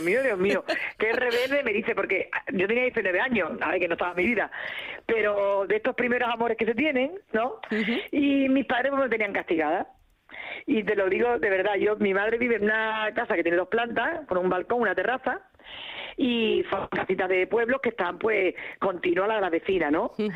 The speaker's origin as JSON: {"language": "Spanish", "region": "southern Spain", "country": "Spain", "moved": "yes"}